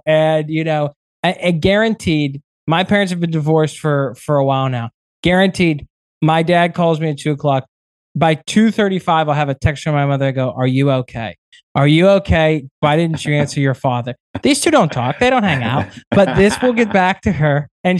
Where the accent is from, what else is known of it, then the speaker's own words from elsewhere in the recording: Pittsburgh, Pennsylvania, United States; moved away as an adult; now in New York, United States; I also love Pittsburgh, my hometown, born and raised there. And I will be a Pittsburgher till I die at heart.